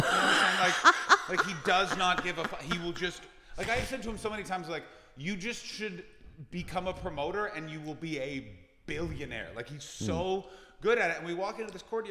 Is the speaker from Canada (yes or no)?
yes; Canada; I'm Canadian